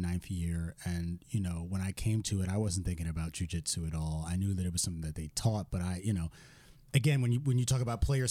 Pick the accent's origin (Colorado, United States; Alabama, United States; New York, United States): New York, United States; growing up in New York and like in the hood